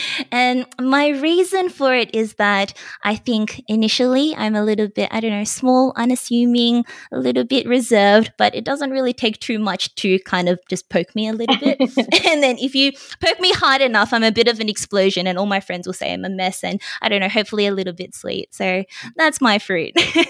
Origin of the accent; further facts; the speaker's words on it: Melbourne, Victoria, Australia; now in Sydney, Australia; I'm also from Sydney, well, studying at Sydney, but I'm actually originally from Melbourne as well.